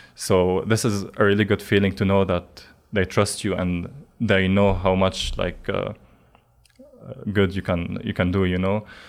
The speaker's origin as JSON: {"language": "English", "country": "Lebanon", "tie": "born or raised there", "moved": "as an adult", "said": "I grew up in Lebanon."}